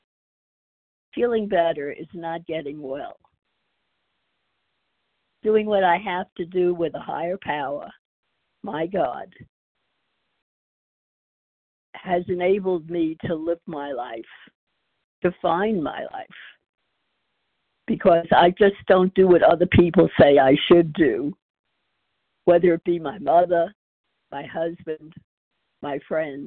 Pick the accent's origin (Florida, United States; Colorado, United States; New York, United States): New York, United States; now in Texas, United States; I'm from Texas now, originally from New York